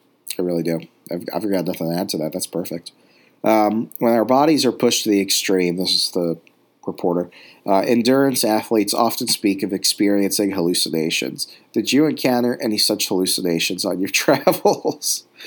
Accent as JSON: {"language": "English", "country": "Sweden", "tie": "born or raised there", "second_language": "English", "said": "growing up in Sweden also prepared me for the cold virtually since birth."}